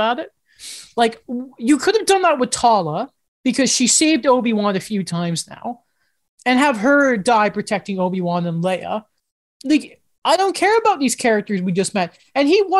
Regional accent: United Kingdom; I'm British

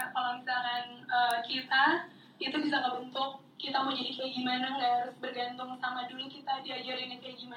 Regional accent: Bandung, West Java, Indonesia; moved away as an adult; now in Jakarta, Indonesia; saya dari Bandung pindah ke Jakarta dari yang segala sesuatunya diurusin sama keluarga jadi urus

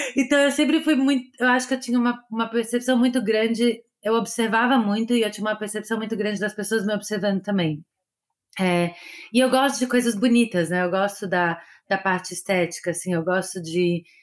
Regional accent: Brazil; moved away as an adult; now in Los Angeles, United States; eu sou do Brasil

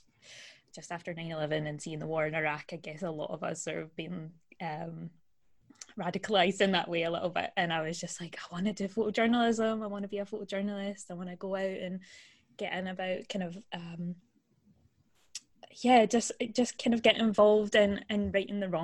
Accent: Glasgow, Scotland, United Kingdom; I'm from Glasgow, which is in Scotland in the UK.

